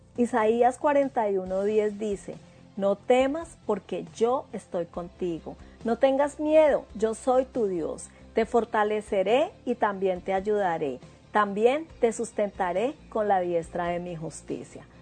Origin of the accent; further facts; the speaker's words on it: Bogotá, Colombia; moved away as an adult; now in New Zealand; Yo soy de Bogotá, Colombia, y me vine para Nueva Zelanda hace tres años y medio